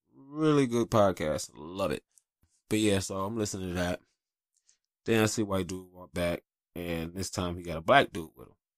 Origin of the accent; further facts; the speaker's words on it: Detroit, Michigan, United States; also born or lived in North Carolina; I grew up in Detroit in the eighties and nineties